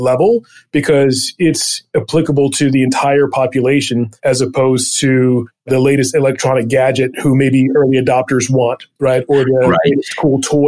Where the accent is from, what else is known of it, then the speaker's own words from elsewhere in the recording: Eastern Shore of Maryland, United States; I grew up on the Eastern Shore of Maryland, so about an hour outside of DC in farm country.